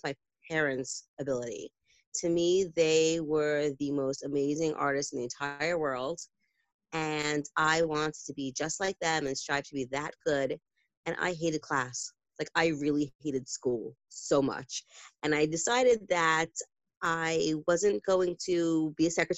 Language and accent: English; New York City, New York, United States; I grew up in Brooklyn. In like Gravesend, Midwood area.